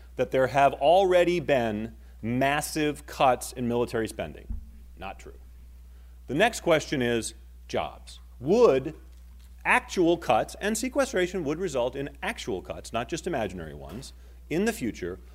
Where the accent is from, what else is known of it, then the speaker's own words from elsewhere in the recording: Maine, United States; moved away; I grew up in Maine, okay? My family still lives there